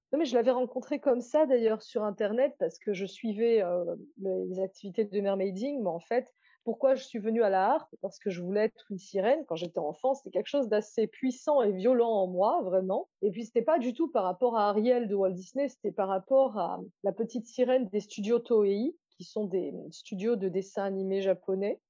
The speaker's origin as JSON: {"language": "French", "country": "Réunion", "said": "Je suis réunionnaise"}